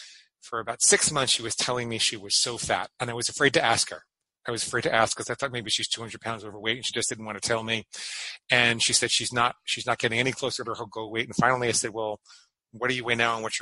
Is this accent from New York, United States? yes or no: yes; Great Neck, New York, United States; I grew up in Great Neck, Long Island